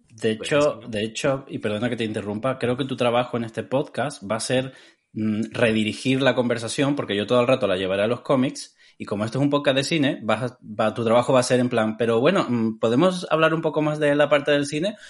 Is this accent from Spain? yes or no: yes; Tenerife, Canary Islands, Spain; also born or lived in Cádiz, Andalusia, Spain; yo eh, nací en Cádiz eh, y me mudé a Tenerife a los 9 años por ahí